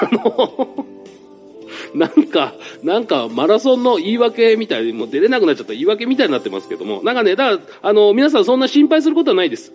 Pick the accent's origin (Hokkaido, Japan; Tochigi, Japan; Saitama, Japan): Saitama, Japan; 俺も埼玉県ですから